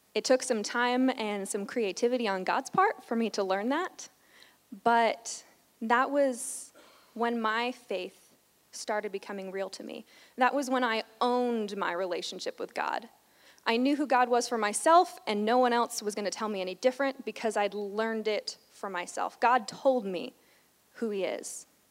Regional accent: New York, United States; I grew up in New York going to a church

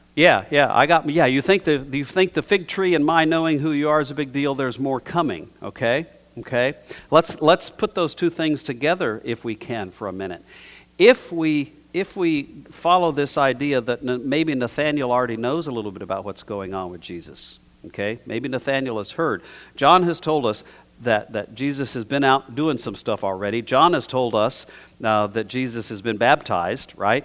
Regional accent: New Mexico, United States; I was taught growing up in New Mexico in a pretty traditional environment

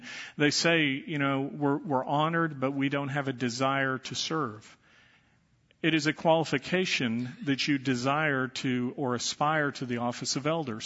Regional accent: Dallas, Texas, United States; When I was growing up, I was raised in the Catholic Church, and I was an altar boy

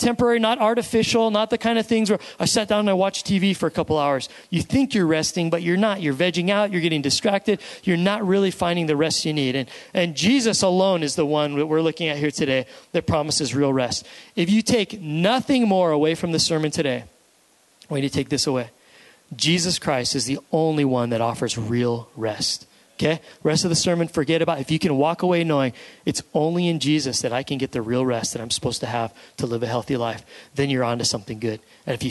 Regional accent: United States; we as an American society and culture

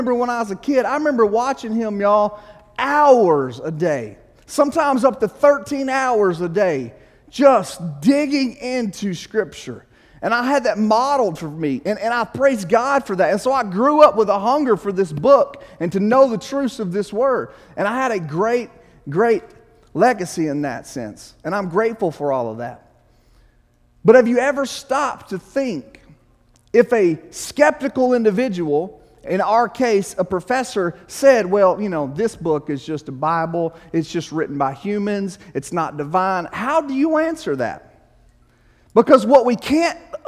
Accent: Arkansas, United States; also born or lived in Illinois; Growing up in Arkansas

